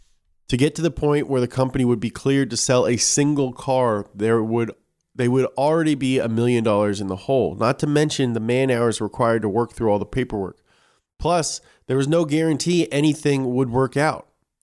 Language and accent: English; Kentucky, United States; I'm from Kentucky.